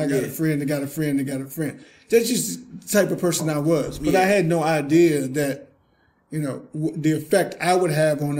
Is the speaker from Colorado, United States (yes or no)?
no; Virginia, United States; I grew up on Sunnyside, which is Sunnyside Baptist Caroline.